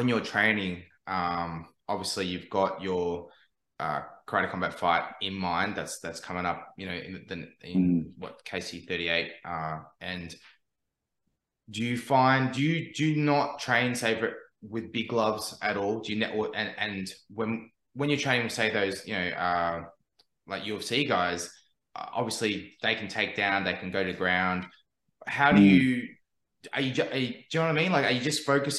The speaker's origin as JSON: {"language": "English", "town": "Melbourne", "region": "Victoria", "country": "Australia", "moved": "yes", "lives_now": "Brisbane, Australia", "said": "when I first moved to Brisbane, because I'm from Melbourne originally"}